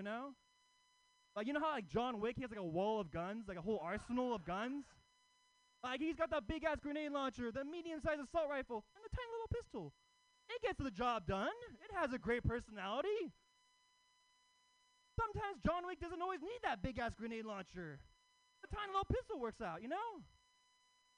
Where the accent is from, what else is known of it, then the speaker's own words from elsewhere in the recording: Oakland, California, United States; I live in Oakland, you know, Oakland. Yeah, Oakland native